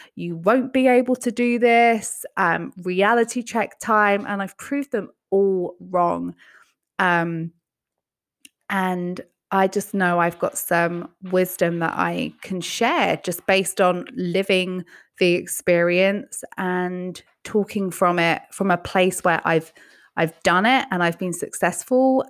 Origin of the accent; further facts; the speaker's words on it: England, United Kingdom; now in United States; growing up in England where healthcare was never something you just had to worry about